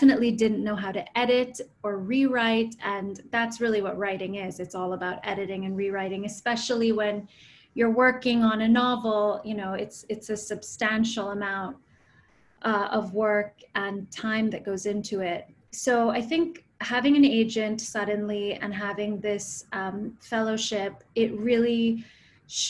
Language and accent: English; United States; I grew up in the States, and my mother is from Pune